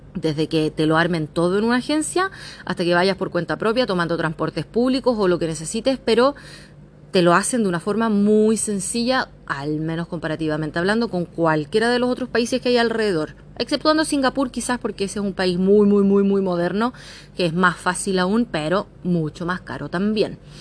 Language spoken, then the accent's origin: Spanish; San Bernardo, Santiago Metropolitan Region, Chile; moved away as an adult; also born or lived in Australia; now in Thailand; soy de la zona sur, yo soy de San Bernardo que si bien es Santiago, al menos región metropolitana